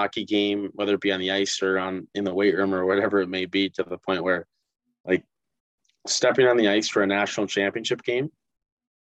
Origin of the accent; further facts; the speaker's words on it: Northfield, Minnesota, United States; moved away as an adult; now in Mankato, United States; Growing up in Northfield as a Raider